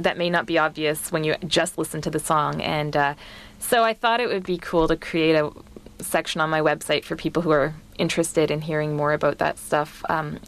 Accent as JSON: {"language": "English", "town": "Vancouver", "region": "British Columbia", "country": "Canada", "tie": "born or raised there", "also_born_or_lived": "Halifax, Canada", "moved": "as an adult", "said": "I grew up in Vancouver on the West Coast"}